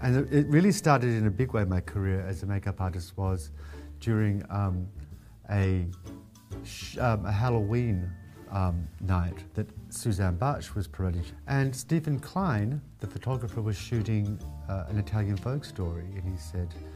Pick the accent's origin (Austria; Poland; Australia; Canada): Australia; moved away; also born or lived in New York; I grew up in Australia